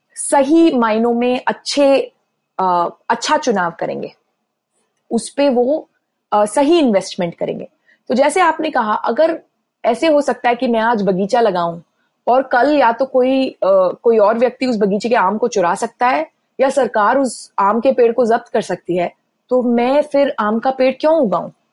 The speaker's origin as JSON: {"language": "Hindi", "region": "Delhi", "country": "India", "tie": "born or raised there", "moved": "yes", "lives_now": "New York, United States", "said": "मैं दिल्ली में पली बड़ी हूं"}